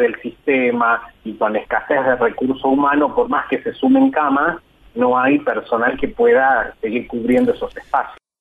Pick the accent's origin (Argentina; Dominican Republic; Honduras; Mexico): Argentina